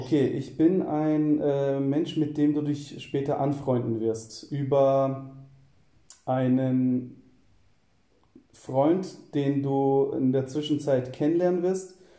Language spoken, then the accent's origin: German; Southern Germany, Germany; moved away as an adult; also born or lived in Cologne; ich komme eigentlich äh, aus Süddeutschland und ähm, ziehe im Jahr 2014 nach Köln